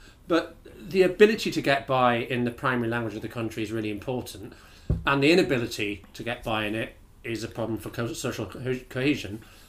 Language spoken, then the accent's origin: English; Bradford, Yorkshire and the Humber, United Kingdom; I'm from Bradford, right? Which has a very, very high Pakistani, Bangladeshi and Indian communities.